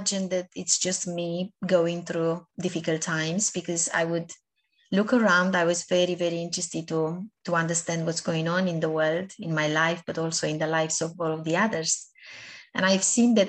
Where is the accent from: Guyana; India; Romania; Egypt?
Romania; moved away; I was born back home in Romania. I was brought up in my first years of life by my grandparents